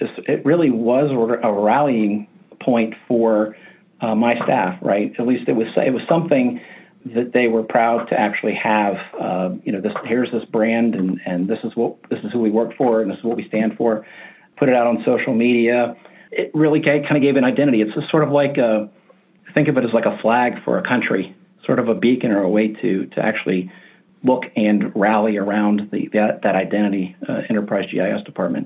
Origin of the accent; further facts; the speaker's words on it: Appalachia, United States; I grew up in Appalachia